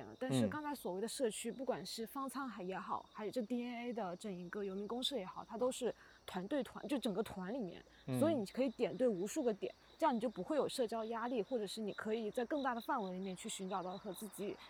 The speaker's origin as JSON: {"language": "Chinese", "region": "Xinjiang", "country": "China", "tie": "born or raised there", "said": "我一去，这不就是我老家吗？对呀。"}